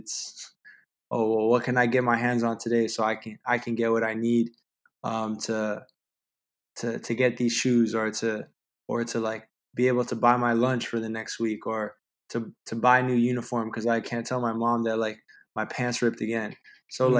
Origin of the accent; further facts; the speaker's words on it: Toronto, Ontario, Canada; I've been downtown Toronto my whole life. I mean, growing up in the Regent Park area